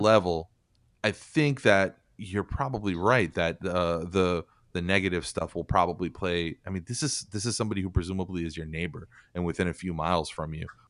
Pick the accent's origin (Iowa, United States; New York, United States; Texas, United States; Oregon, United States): New York, United States; I grew up in New York, but I, I lived in a kind of a, a more rural area of New York when I was, uh, like, age, like, nine to thirteen